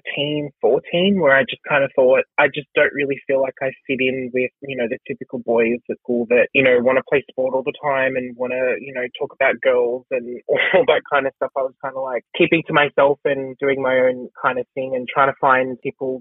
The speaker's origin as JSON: {"language": "English", "town": "Bankstown", "region": "New South Wales", "country": "Australia", "tie": "born or raised there", "said": "when I was growing up in Bankstown"}